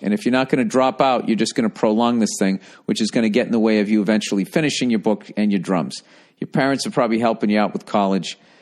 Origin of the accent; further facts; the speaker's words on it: United States; as an American